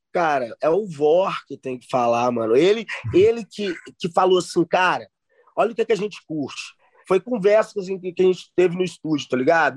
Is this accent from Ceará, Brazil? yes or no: no; Belo Horizonte, Minas Gerais, Brazil; eu vim de lá da Zona Norte, tá ligado? é criado no funk, no baile da Vilarinha